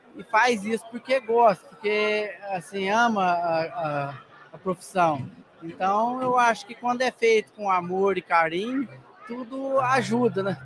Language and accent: Portuguese; Nova Resende, Minas Gerais, Brazil; eu sou de Nova Resende